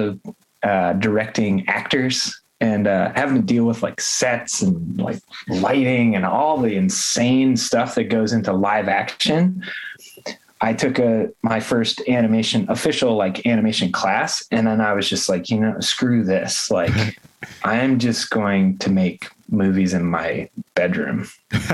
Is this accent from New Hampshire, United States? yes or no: yes; southwestern New Hampshire, United States; now in Baltimore, United States; I grew up in rural New Hampshire, kind of southwestern New Hampshire in the woods.